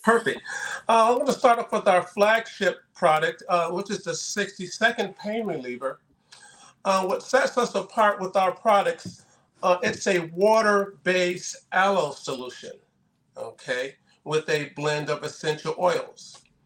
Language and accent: English; Massachusetts, United States; moved away as an adult; also born or lived in Southern California; I'm from Massachusetts originally